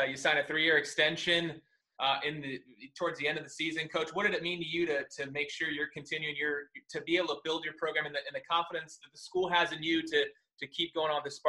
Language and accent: English; Fresno, California, United States; I'm from Fresno. I went to Fresno State, so a Valley guy